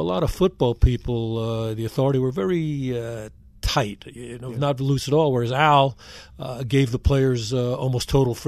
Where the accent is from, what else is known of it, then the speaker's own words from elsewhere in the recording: New York, United States; when I grew up in New York